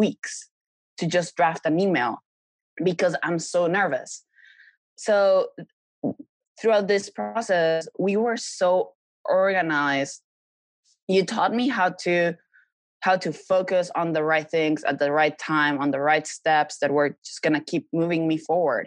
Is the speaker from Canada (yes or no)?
no; Mexico; moved away as an adult; now in Los Angeles, United States; I had to go back to Mexico. I set myself back months because I had to go back to my home country